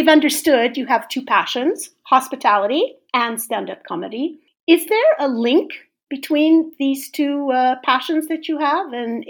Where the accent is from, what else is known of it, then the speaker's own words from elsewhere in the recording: Orange County, California, United States; also born or lived in Los Angeles / San Francisco Bay Area; And then my parents moved a little bit south to Orange County. So I grew up in the OC, as they say. And then when I was 13, they had the wonderful idea of moving up to the San Francisco Bay Area, which I really, really much prefer.